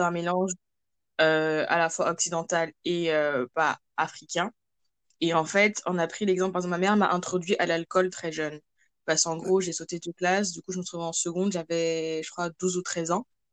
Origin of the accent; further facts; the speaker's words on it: France; moved away as an adult; also born or lived in Cameroon; now in Canada; je suis camerounaise d'origine, je vis en France euh, depuis toute petite et actuellement je suis au Canada